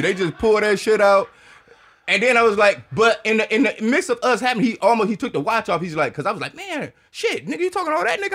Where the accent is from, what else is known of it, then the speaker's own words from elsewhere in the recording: Detroit, Michigan, United States; moved away as an adult; now in Austin, United States; I'm from Detroit